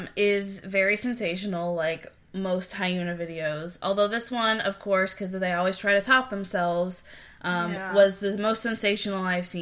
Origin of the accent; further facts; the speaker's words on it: United States; we are American. We think we know a little bit about South Korean culture, but we are definitely not experts. We're not from South Korea. We have not lived in South Korea.